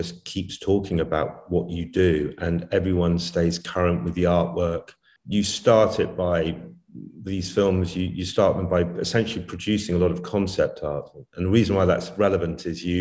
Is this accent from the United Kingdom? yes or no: yes; Warwickshire, West Midlands, United Kingdom; I'm from England. Yeah, I was born in Warwickshire in England